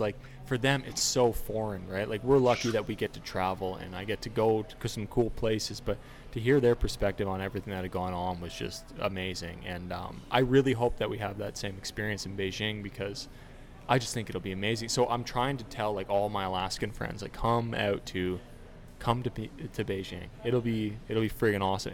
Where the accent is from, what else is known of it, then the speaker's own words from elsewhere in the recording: Toronto, Ontario, Canada; I grew up in Toronto, so like I'm a Leafs